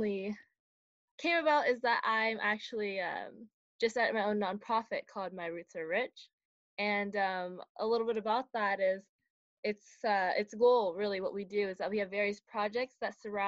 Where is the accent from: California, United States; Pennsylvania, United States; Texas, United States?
California, United States; Milpitas; I'm from Milpitas, California, and I go to Milpitas High School.